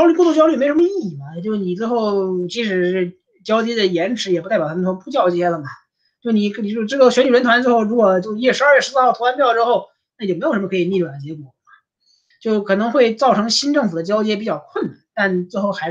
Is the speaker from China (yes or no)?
no; United States; 当然，我们美国人民让我们失望的这个可能性永远不能让人低估。